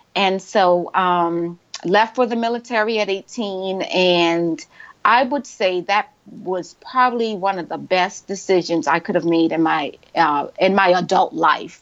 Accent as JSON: {"language": "English", "town": "Charleston", "region": "South Carolina", "country": "United States", "tie": "born or raised there", "moved": "yes", "said": "I was born and raised in Charleston. I went to uh, public schools in Charleston"}